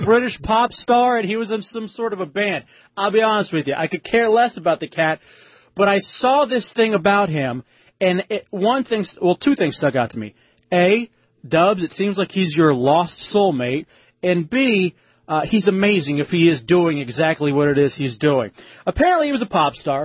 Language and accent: English; Texas, United States; moved away; also born or lived in Florida; growing up in Texas